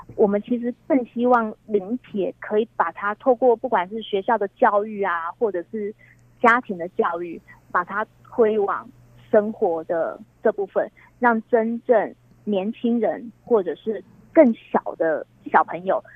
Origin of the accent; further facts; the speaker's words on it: Chiayi, Chiayi City, Taiwan; 嘉义人，而且我老家就在北门车站附近